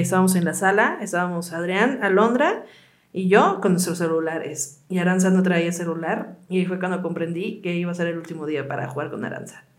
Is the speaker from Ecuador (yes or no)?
no; Michoacán, Mexico; moved away; mi mamá eh, es de, bueno, somos de Michoacán